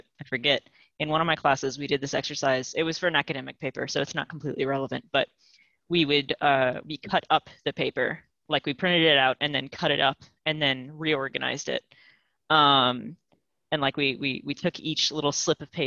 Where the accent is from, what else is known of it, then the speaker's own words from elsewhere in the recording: Louisiana, United States; moved away; I'm from Louisiana